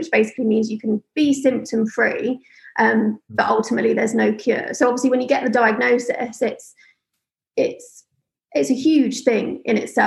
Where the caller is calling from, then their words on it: London, United Kingdom; I'm calling from London